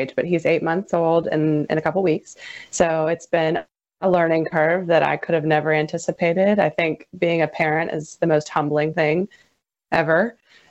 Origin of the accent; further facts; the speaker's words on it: St. Martin, Louisiana, United States; I'm from St. Martin, born and raised, went to high school at St. Martin